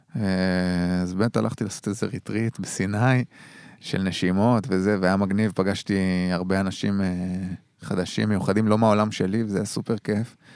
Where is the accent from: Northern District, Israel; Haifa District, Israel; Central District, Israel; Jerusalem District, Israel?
Haifa District, Israel; Dor; moved away; יום שישי חוזר לצפון, זה המקום שלי שם, כאילו גדלתי כן. במושב דור